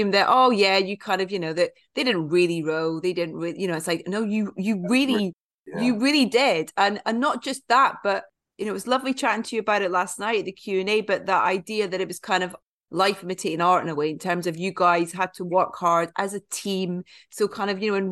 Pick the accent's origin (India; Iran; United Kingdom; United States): United Kingdom; Scotland; when I was growing up in Scotland